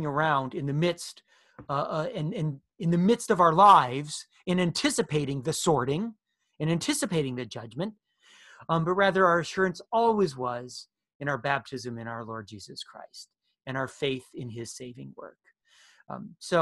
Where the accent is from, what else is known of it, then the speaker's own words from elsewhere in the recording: United States; as American Protestants